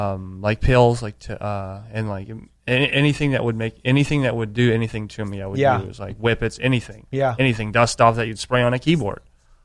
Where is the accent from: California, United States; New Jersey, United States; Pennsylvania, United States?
California, United States; San Diego; Yeah, I grew up here in San Diego.